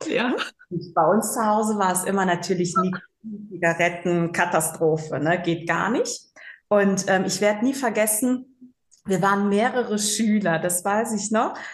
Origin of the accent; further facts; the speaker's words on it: Rhein-Sieg-Kreis, North Rhine-Westphalia, Germany; also born or lived in Bangui, Central African Republic / Cologne; bin wirklich im Rhein-Sieg-Kreis groß geworden. Deswegen sage ich immer ganz ehrlich, ich habe nur den Tan, aber eigentlich bin ich so richtig Rheinländerin